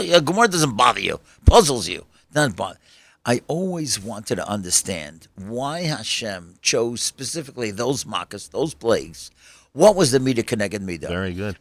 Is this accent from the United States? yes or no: yes; New York City, New York, United States; when I grew up in Kew Gardens